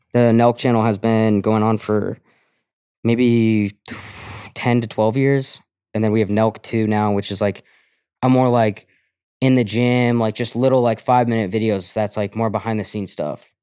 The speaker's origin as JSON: {"language": "English", "region": "Colorado", "country": "United States", "tie": "born or raised there", "moved": "yes", "said": "I grew up in Colorado."}